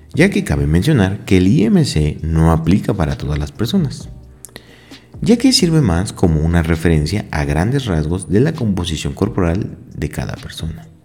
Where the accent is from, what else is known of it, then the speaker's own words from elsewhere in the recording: Mexico; nosotros como mexicanos